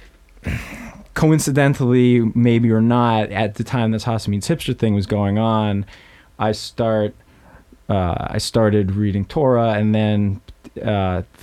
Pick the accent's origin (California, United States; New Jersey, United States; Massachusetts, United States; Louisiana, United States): Massachusetts, United States; Boston; moved away as an adult; also born or lived in New York; now in Queens, New York, United States; Boston, suburbs of Boston